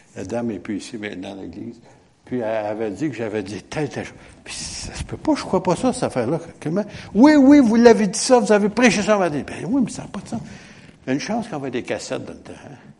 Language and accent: French; Quebec, Canada; on est Québécois